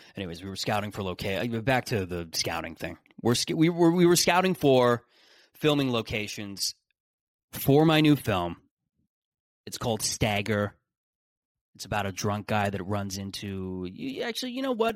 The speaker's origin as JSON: {"language": "English", "country": "Canada"}